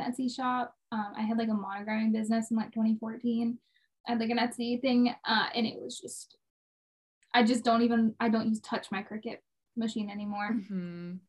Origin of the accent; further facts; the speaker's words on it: Jacksonville, Florida, United States; moved away as an adult; now in Nashville, United States; I grew up in Jacksonville, Florida. I moved to Nashville when I was 18.